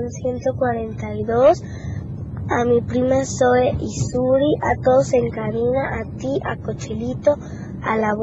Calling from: Tototlán, Jalisco, Mexico; de Tototlán y quiero mandar saludos a mi mami

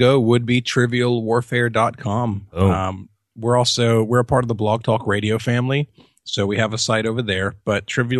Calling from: Jacksonville, Florida, United States; I'm in Jacksonville, Florida. That's where we base our show out of, yeah.

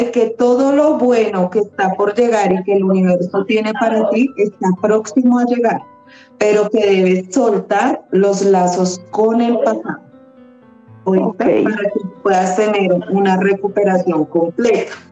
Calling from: Manizales, Caldas, Colombia; De Manizales.

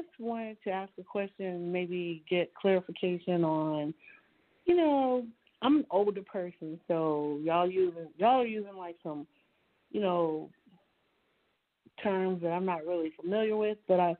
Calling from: Dallas, Texas, United States; I'm calling from Dallas, Texas.

